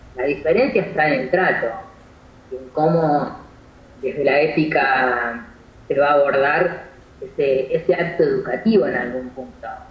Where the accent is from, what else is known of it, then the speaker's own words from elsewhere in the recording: Argentina; de donde yo vengo, insisto que siempre es del interior